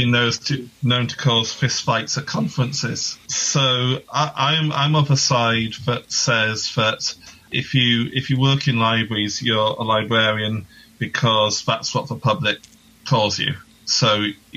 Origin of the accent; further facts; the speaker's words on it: Newport, Wales, United Kingdom; So I'm from Wales, which is a separate nation to England for your American listeners in the UK. And I grew up in a place called Newport